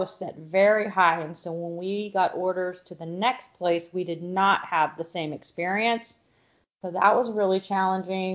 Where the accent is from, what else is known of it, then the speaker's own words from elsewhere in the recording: California, United States; moved away as an adult; also born or lived in Tampa, Florida; I'm from California